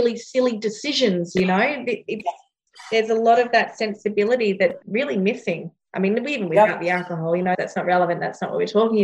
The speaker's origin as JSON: {"language": "English", "region": "Northern Territory", "country": "Australia", "tie": "born or raised there", "moved": "yes", "lives_now": "Gold Coast, Australia", "said": "I grew up in the Northern Territory"}